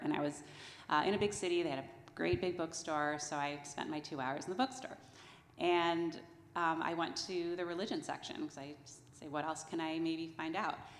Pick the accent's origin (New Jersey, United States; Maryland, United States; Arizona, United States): New Jersey, United States; I grew up in New Jersey